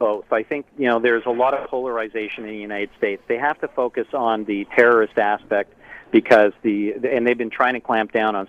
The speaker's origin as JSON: {"language": "English", "country": "Canada", "said": "That's my humble opinion as a Canadian."}